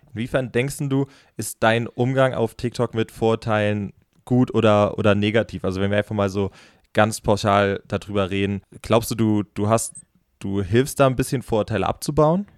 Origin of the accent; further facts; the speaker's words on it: Rhineland-Palatinate, Germany; ich komme halb aus Rheinland-Pfalz und halb aus dem Saarland. Also meine Mutter ist im Saarland geboren